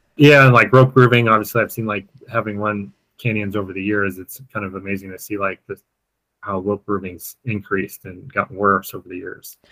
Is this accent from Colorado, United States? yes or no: yes; Colorado, United States; I grew up in uh, Colorado